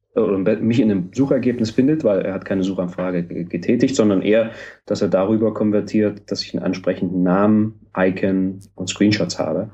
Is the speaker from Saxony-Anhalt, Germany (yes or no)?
yes; Halle, Saxony-Anhalt, Germany; ich bin in Halle geboren